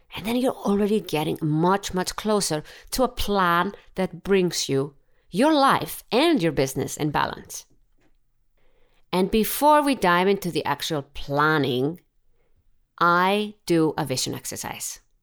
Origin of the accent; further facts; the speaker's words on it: Iceland; I'm from Iceland.